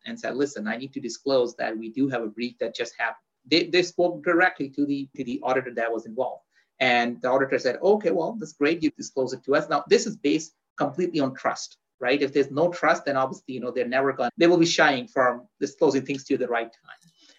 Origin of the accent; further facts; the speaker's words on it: Pakistan; born there; also born or lived in Dubai / Saudi Arabia; So I was born in Pakistan in Southeast Asia. Then I lived in Dubai